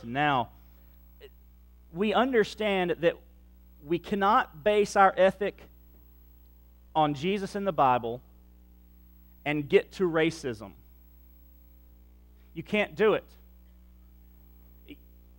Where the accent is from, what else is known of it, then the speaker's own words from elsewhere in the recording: Central Mississippi, United States; moved away; also born or lived in Livingston Parish, Louisiana; I am a child of Central Mississippi in the 1970s